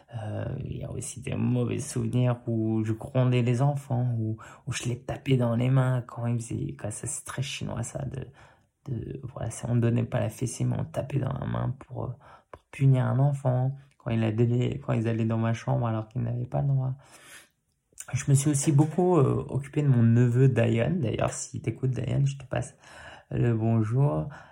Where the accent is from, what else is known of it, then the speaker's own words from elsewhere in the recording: Paris, Île-de-France, France; j'ai grandi dans le quartier de Belleville, euh, toute mon enfance à Paris